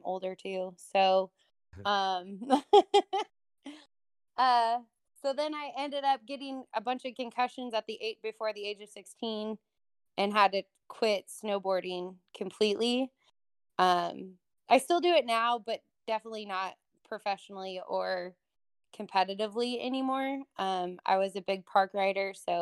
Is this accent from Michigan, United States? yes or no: no; Truckee, California, United States; I grew up in Northern California, Truckee, California, actually, which is just outside of Tahoe